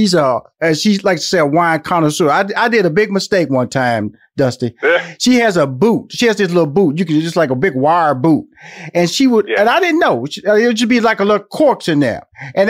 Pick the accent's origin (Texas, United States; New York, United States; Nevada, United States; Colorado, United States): Texas, United States; Houston; now in Atlanta, United States; I'm born and raised in Atlanta, in Houston, Texas, by the way. Born in Fifth Ward, grew up in, went to Forest Brook, graduated from University of Houston